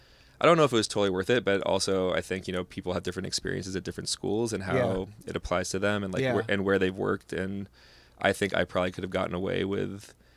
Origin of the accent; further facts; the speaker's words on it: California, United States; and just growing up in California, you know, surrounded by such great produce.